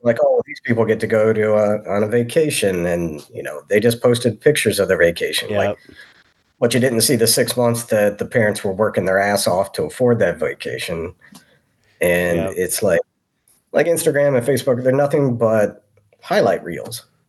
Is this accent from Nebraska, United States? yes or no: no; Maysville, Kentucky, United States; moved away as an adult; Maysville, Kentucky, my hometown.